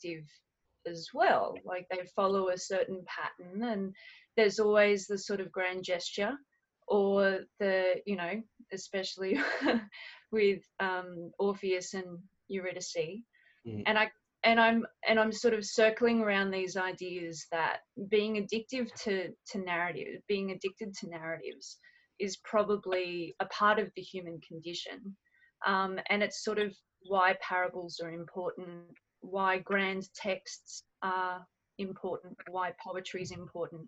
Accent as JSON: {"language": "English", "country": "Australia", "said": "as an Australian, my country was created as a prison for England"}